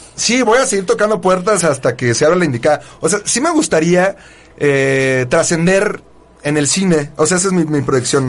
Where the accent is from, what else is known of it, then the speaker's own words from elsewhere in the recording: Mexico; soy más mexicano que el nopal